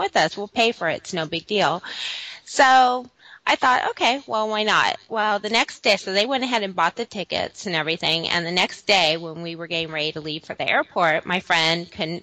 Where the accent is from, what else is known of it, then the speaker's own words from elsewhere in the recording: Southern California, United States; I'm originally from Southern California